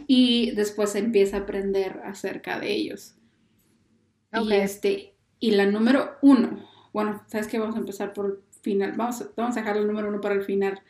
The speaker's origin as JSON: {"language": "Spanish", "country": "Mexico", "said": "uno como mexicano"}